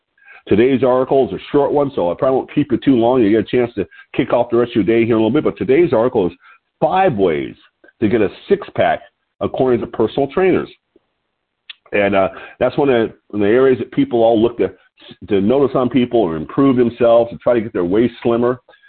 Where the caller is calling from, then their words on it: Lompoc, California, United States; I'm your host today. I'm calling in from Lompoc, California, which is 54 miles north of Santa Barbara on California's beautiful central coast.